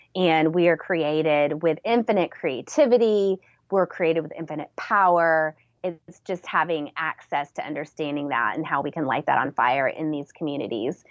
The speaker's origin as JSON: {"language": "English", "town": "San Antonio", "region": "Texas", "country": "United States", "tie": "born or raised there", "said": "I was born in San Antonio, Texas"}